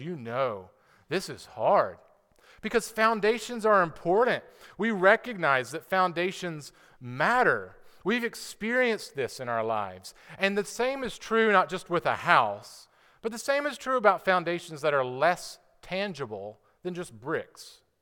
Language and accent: English; United States; as an American citizen